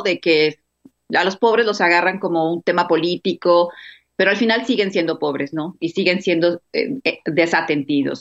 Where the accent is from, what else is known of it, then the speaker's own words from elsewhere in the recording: Mexico; Yo no soy de Tijuana, soy de México, estoy ahorita en Tijuana.